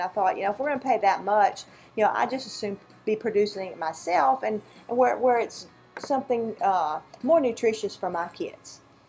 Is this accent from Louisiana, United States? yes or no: yes; Baker, Louisiana, United States; moved away as an adult; now in Mississippi, United States; we grew up in Baker, Louisiana. We were both born down there, and we're in Mississippi now. But anyway, we grew up in subdivisions.